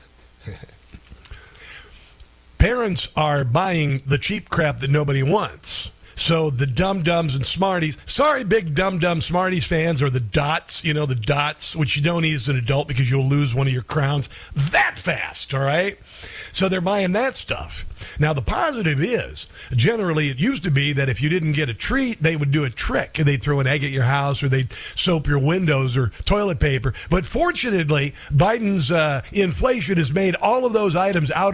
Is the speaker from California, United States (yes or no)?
no; Neola, Iowa, United States; my hometown of Neola, Iowa